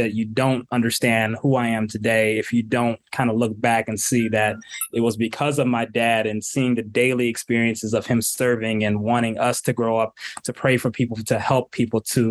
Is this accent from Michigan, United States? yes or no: yes; Southfield, Michigan, United States; also born or lived in Royal Oak, Michigan / Detroit, Michigan; I grew up in Southfield